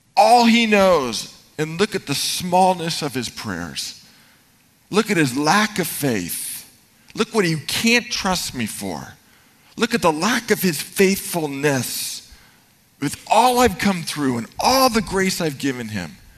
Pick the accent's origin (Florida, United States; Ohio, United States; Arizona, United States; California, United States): California, United States; Marin; born or raised there